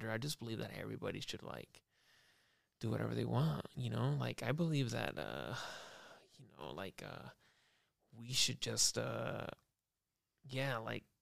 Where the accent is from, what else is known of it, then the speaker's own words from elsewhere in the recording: United States; I'm i I'm American, dude.